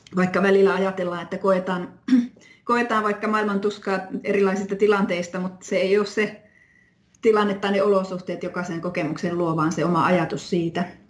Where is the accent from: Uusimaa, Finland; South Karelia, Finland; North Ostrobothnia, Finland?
North Ostrobothnia, Finland; Oulu; moved away as an adult; also born or lived in London / Rovaniemi; now in Haapavesi, Finland; mä oon Oulusta, Oulun seudulta kotoisin